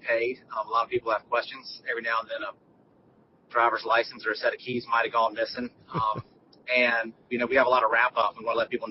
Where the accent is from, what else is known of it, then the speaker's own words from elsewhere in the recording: Greenville, North Carolina, United States; now in Charleston, United States; I'm originally from Greenville, North Carolina. Grew up rural North Carolina